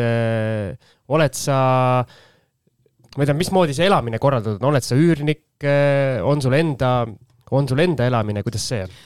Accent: Tallinn, Harju County, Estonia; ma olen Tallinna poiss

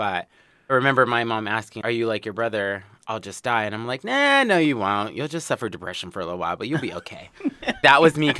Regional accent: Los Angeles, California, United States; born and raised in Los Angeles zip code, not the Valley

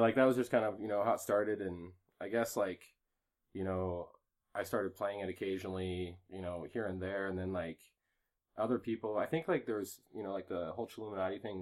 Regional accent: Waterloo, Iowa, United States; moved away as an adult; also born or lived in Cedar Falls, Iowa; now in Colorado, United States; I was born in Cedar Falls, but I actually like grew up kind of in Waterloo

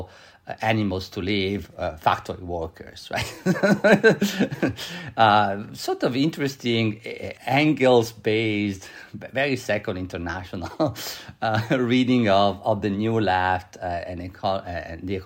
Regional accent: Italy; now in United States; I grew up in Italy. I was a child in the 1970s

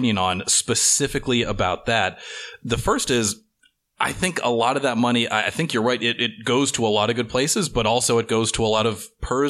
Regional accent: Texas, United States; And I grew up in Texas. My dad still lives in Texas, so I get back once a year.

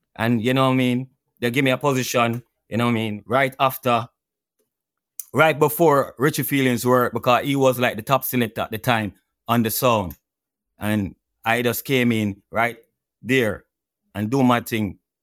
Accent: Kingston, Jamaica; I went to Eastern Kingston, Dunhoon Terrace to be exact

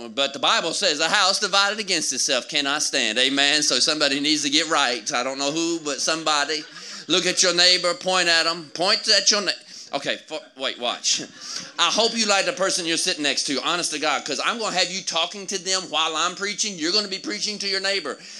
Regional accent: Georgia, United States; I'm from Georgia.

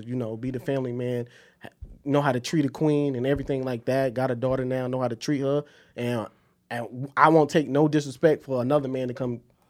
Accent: South Carolina, United States; I'm from South Carolina, come from a military family. I was raised by my grandfather, so I call my grandfather dad.

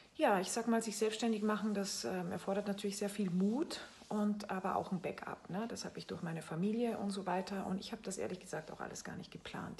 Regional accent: Salzburg, Austria; moved away as an adult; also born or lived in France; now in Bremen, Germany; Ich lebe in Bremen, bin aber gebürtige Österreicherin. Ich bin in Salzburg geboren

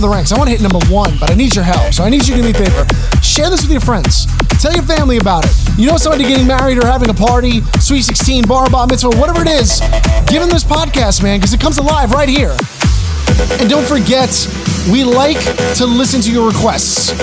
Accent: New York City, New York, United States; my hometown of Staten Island, New York

